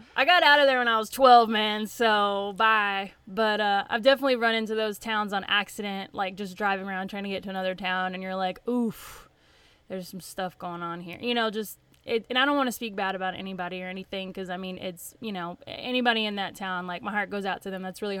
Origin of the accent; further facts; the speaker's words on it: the South, United States; accent: Southern; My Southern accent may pop up here, so I apologize. It just kind of creeps in, and I can't help it.